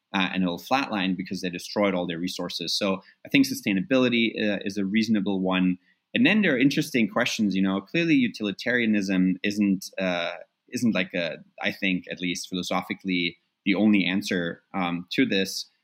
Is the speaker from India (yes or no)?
no; Germany; moved away; growing up in Germany overall, which is where I, you know the time I got most of my education was in reunited Germany